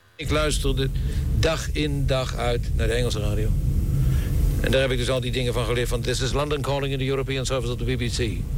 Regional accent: The Hague, South Holland, Netherlands; also born or lived in Zandvoort; Ik ben geboren in Scheveningen

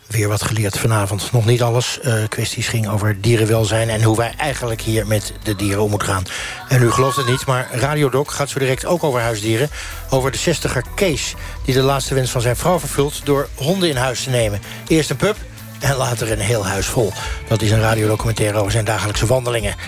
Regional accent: Netherlands; Wij willen als Hollanders, zeg ik maar even als vertegenwoordiger daarvan

